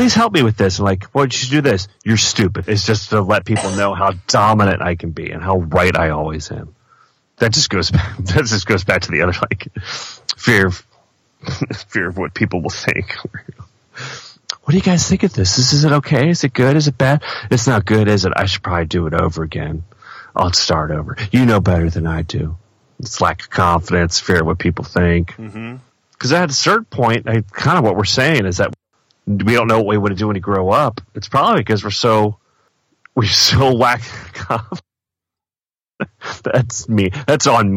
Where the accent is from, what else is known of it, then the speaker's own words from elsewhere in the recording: East Coast, United States; now in Midwest, United States; I grew up on the East Coast, though. So, I've lived here longer than anywhere else